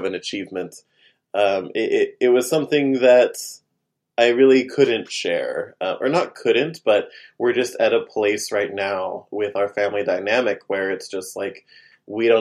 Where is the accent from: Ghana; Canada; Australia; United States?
United States; Oklahoma; now in New York, United States; go back home to the farm in Oklahoma to stay with my parents